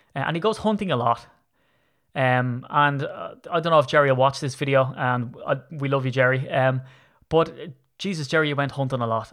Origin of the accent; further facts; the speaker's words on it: Ireland; I'm Irish.